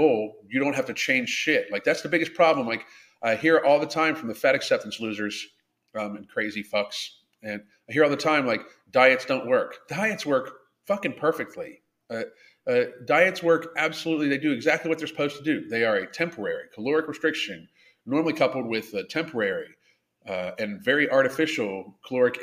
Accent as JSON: {"language": "English", "town": "Pittsburgh", "region": "Pennsylvania", "country": "United States", "tie": "born or raised there", "said": "I grew up in Pittsburgh"}